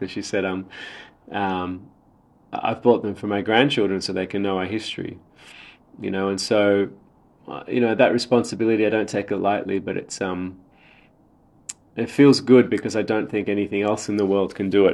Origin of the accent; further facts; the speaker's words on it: Sydney, New South Wales, Australia; also born or lived in Sri Lanka; I was born in Sri Lanka, but I've been in Sydney since I was three, so very much grew up in Australia